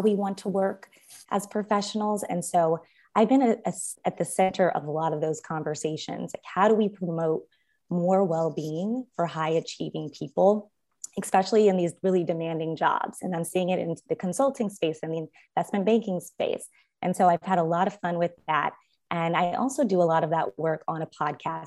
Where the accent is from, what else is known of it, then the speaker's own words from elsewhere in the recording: Los Angeles, California, United States; also born or lived in Stanford University / Harvard Law School; I was born and raised in Los Angeles.